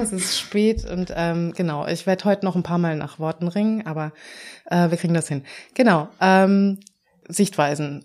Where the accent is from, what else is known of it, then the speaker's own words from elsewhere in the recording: Vienna, Austria; moved away as an adult; now in Berlin, Germany; ich komm ursprünglich aus Wien